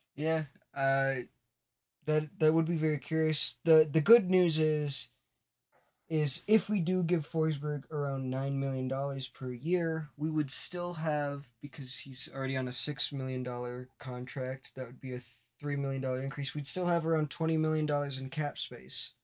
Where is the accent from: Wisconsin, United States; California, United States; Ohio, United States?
Wisconsin, United States; I grew up in Wisconsin. I'm still in Wisconsin